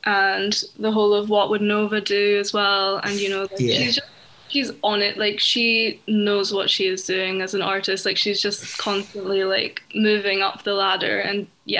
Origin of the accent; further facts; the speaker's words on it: Edinburgh, Scotland, United Kingdom; I'm from Edinburgh